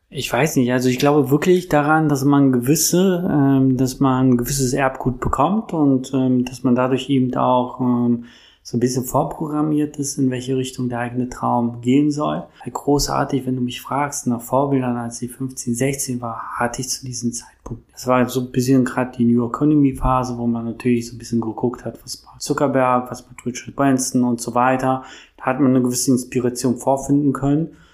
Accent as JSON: {"language": "German", "region": "Berlin", "country": "Germany", "tie": "born or raised there", "said": "ich bin Berliner, ich bin hier groß geworden"}